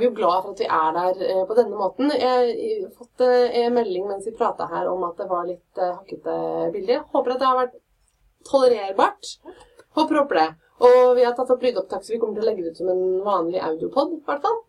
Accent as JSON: {"language": "Norwegian", "town": "Fredrikstad", "region": "Østfold", "country": "Norway", "accent": "Fredrikstad dialect", "said": "Jeg er fra Fredrikstad, masse stolthet Fredrikstad-dialekta, men allmåge sa vi"}